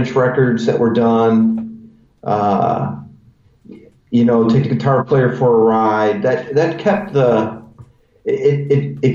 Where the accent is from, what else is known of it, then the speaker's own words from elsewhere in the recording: Cleveland, Ohio, United States; my hometown, Cleveland, Ohio